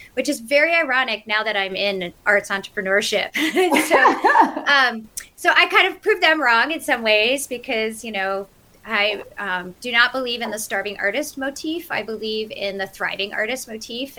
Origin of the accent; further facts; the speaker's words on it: Cleveland, Ohio, United States; moved away as an adult; now in Western North Carolina, United States; I grew up in Cleveland, Ohio. I'm a Midwesterner, true at heart.